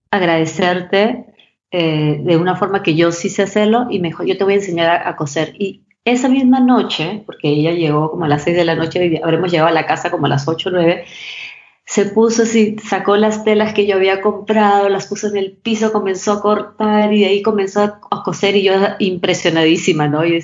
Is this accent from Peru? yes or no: yes; Peru; me enseñaron desde muy chiquita a ser muy agradecida y, y, y a entender lo privilegiada que yo era como peruana